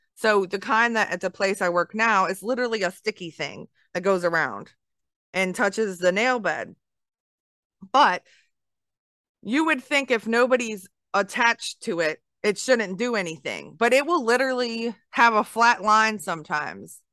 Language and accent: English; Baltimore, Maryland, United States; moved away; I'm from the north. I'm from Baltimore area